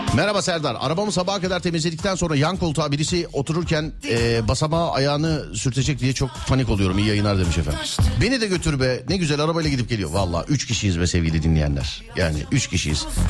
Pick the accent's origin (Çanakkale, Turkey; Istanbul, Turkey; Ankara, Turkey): Istanbul, Turkey; ben İstanbullu olarak